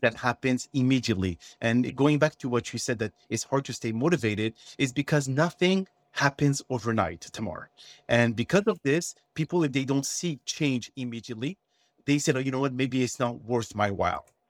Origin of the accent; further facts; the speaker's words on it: Montreal, Quebec, Canada; accent: French; English is a second language; moved away as an adult; also born or lived in Texas / Washington, D.C.; originally I am from Montreal, Canada, okay? So I speak French and, uh, if anyone here noticed my accent, you know where it's coming from